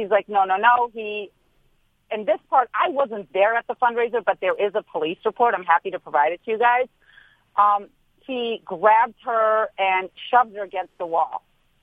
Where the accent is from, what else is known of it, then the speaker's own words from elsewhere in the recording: St. Louis, Missouri, United States; also born or lived in Beverly Hills; I may spend half the year in Beverly Hills, but I'm from St. Louis